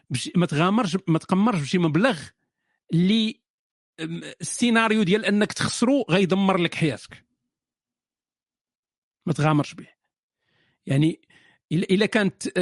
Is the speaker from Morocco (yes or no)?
yes; Morocco; now in France; انا مغربي من فرنسا او باريس